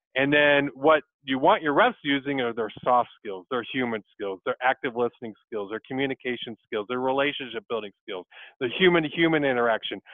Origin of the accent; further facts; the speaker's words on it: Michigan, United States; also born or lived in Dodge City, Kansas; born in Dodge City, but grew up in Michigan and went to Western Michigan University for my undergrad